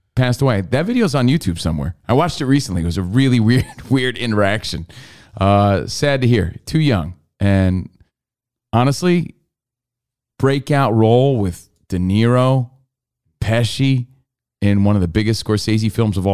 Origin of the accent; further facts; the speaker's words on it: Union, New Jersey, United States; he went to our high school, Ray Liotta. He lived in my hometown